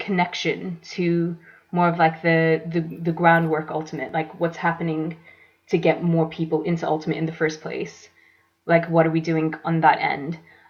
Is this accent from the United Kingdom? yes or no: no; Saudi Arabia; So I grew up in Saudi Arabia, and I went to an international school